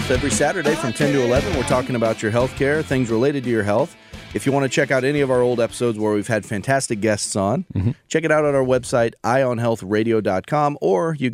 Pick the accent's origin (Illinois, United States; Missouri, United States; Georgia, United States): Missouri, United States; St. Louis; I'm from St. I, Louis.